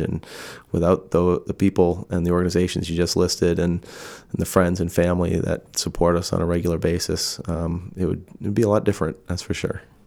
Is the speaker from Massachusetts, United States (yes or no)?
yes; Massachusetts, United States; moved away; where I grew up in Massachusetts